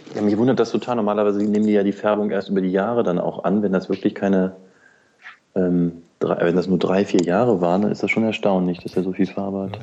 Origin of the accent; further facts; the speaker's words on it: near the Harz, Lower Saxony, Germany; Ich komme ja aus Niedersachsen, aus der Nähe des Harzes